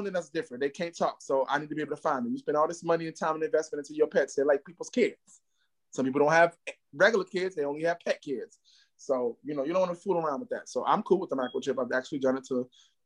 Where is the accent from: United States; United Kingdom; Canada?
United States; New York City, New York; now in Atlanta, United States; I am from Harlem, New York, but I'm currently in Atlanta, GA, my second home